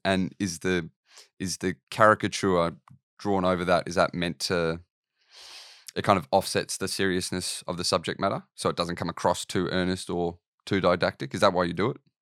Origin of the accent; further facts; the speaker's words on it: Australia; I'm Australian